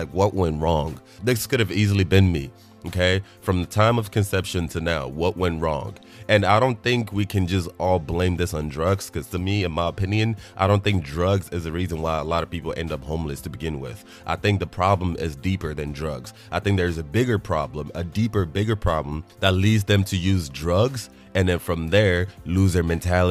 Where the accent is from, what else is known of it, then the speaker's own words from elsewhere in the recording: Nigeria; moved away; I'm Nigerian, being born in Nigeria as a child